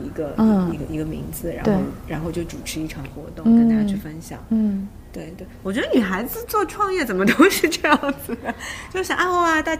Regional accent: Shanghai, China; 我从小在杨浦长大

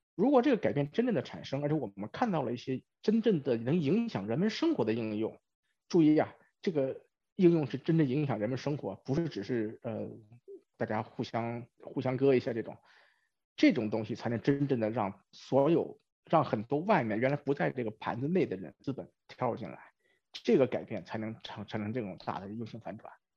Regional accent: China; moved away as an adult; now in Silicon Valley, United States; 我是在中国出生，中国长大，在中国上了大学，然后 工作几年才出国，虽然已经出国了差不多二十年，但是对中国还是比较了解

